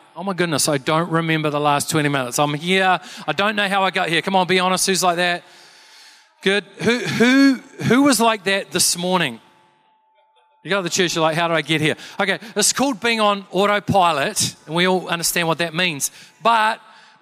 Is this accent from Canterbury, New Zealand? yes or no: yes; Canterbury, New Zealand; I'm from Canterbury